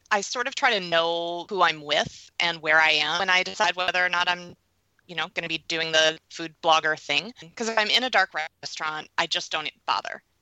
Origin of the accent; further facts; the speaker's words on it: New York, United States; Oh, I'm a New Yorker.